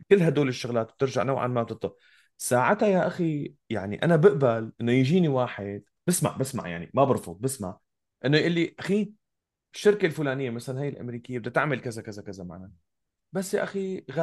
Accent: Syria; هل أنا كمواطن سوري أتمنى أنه سوريا

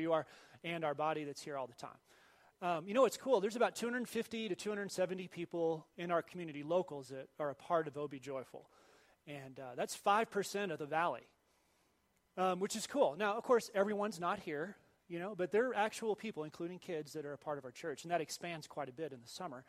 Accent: Dallas, Texas, United States; moved away; I grew up in Dallas, North Dallas.

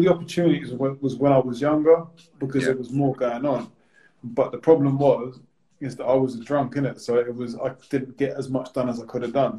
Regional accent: Bournemouth, South West England, United Kingdom; moved away as an adult; I'm from Bournemouth as well

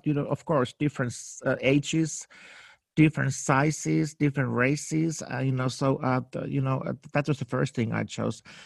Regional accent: Helsinki, Uusimaa, Finland; English is a second language; moved away as an adult; also born or lived in New York, United States; now in Los Angeles, United States; I was born in Finland, in Helsinki, in a dark night in nineteen sixty-nine

